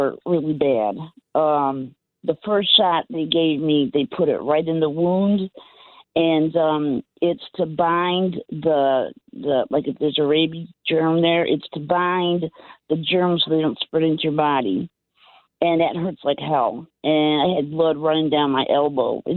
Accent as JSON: {"language": "English", "town": "Cleveland", "region": "Ohio", "country": "United States", "tie": "born or raised there", "moved": "as an adult", "lives_now": "Central Florida, United States", "said": "I grew up in the suburb of Cleveland, and then I actually moved to the city when I turned"}